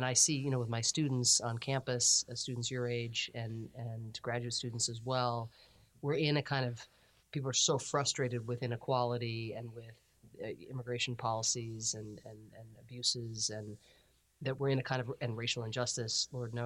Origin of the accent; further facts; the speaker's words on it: Ireland; now in United States; I'm an Irish immigrant